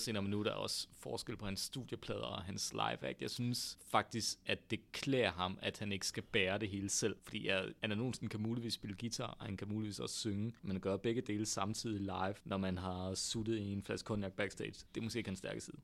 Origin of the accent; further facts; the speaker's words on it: North Jutland, North Denmark Region, Denmark; accent: North Jutlandic; moved away as an adult; now in Copenhagen, Denmark; jysk med den der nordjyske klang, jeg ligesom er vokset op med i mit barndomshjem